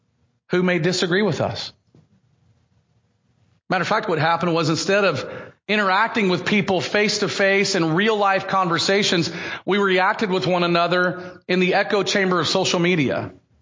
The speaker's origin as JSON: {"language": "English", "country": "United States", "said": "my American status as a American citizen"}